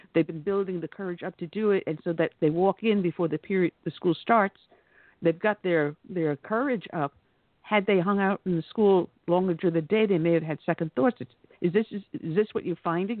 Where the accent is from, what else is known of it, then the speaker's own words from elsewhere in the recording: New York, United States; moved away; also born or lived in the American South; I'm originally from New York, but I got down here as soon as I could.